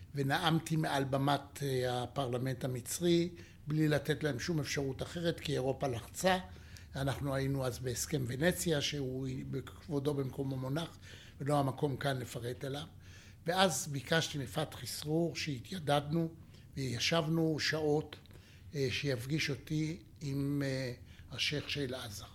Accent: Jerusalem, Jerusalem District, Israel; אני ירושלמי

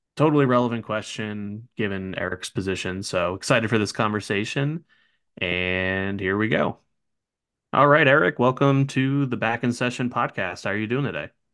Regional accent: New Jersey, United States; born or raised there; moved away

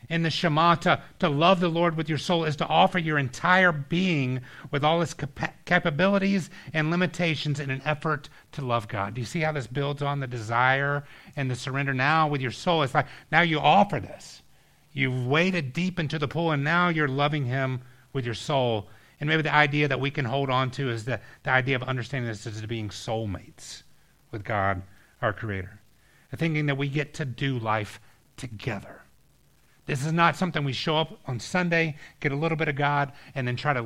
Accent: Georgia, United States; we had this water park growing up in Georgia called Whitewater

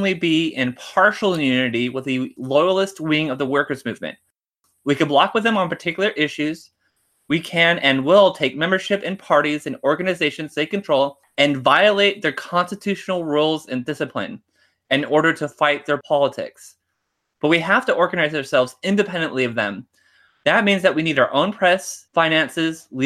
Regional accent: United States; I'm just an American chauvinist

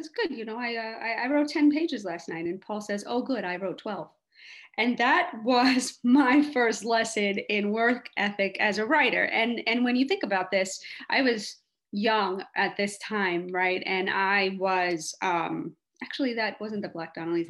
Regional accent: New York City, New York, United States; moved away as an adult; also born or lived in Los Angeles; I was a kid growing up in Hell's Kitchen, New York

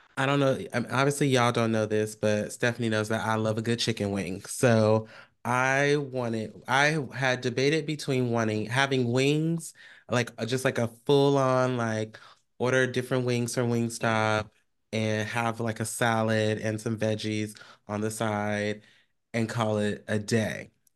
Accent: Bay Area, California, United States; I am from the Bay Area.

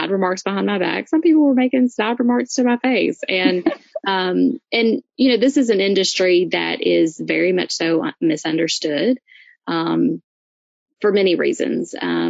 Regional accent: Louisiana, United States; I'm from Louisiana, so, you know, I'm used to crazy crap food

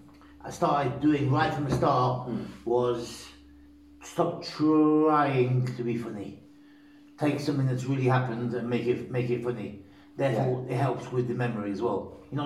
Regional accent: Poland; now in United Kingdom; Listen, I'm from I'm from Poland.

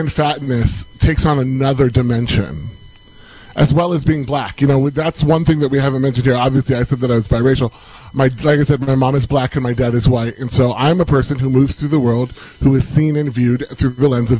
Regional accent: Cleveland, Ohio, United States; also born or lived in Lawrence, Kansas; I am originally from Lawrence, Kansas, and I'm biracial. My mom grew up in the inner city of Kansas City. My dad grew up on a farm. They met at a small liberal arts college. We moved to Ohio when I was 9, and I spent most of my life in the Cleveland area.

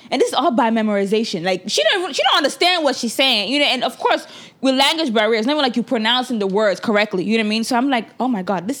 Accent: Nigeria; now in United States; even before I came from Nigeria, my parents were citizens.

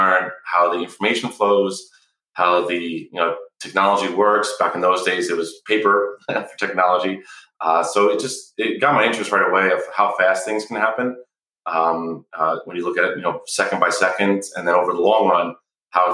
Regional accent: New York, United States; moved away as an adult; also born or lived in New England / Malibu, California; I grew up in the Northeast in New York.

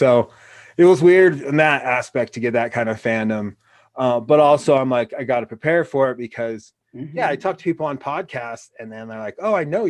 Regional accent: Laramie, Wyoming, United States; I'm from Laramie. My history is this town.

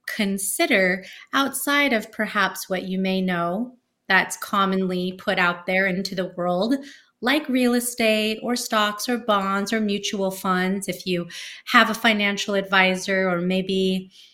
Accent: Bay Area, California, United States; I'm from the Bay Area

